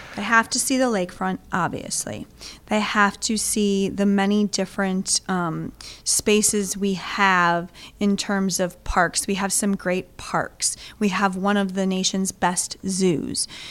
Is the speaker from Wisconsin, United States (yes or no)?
yes; Greenfield, Wisconsin, United States; also born or lived in Milwaukee, Wisconsin / Elgin, Illinois / Los Angeles, California; I grew up in Greenfield, went to high school at Greenfield High School, and then went to college at UWM